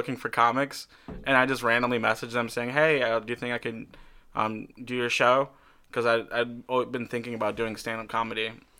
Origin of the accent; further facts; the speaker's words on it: Rockford, Michigan, United States; I grew up in Rockford, right outside of Grand Rapids.